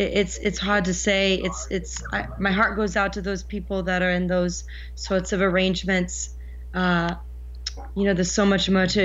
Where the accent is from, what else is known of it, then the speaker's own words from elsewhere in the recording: New Jersey, United States; also born or lived in Seattle / Portland; Yes, I was actually born and raised in Jersey.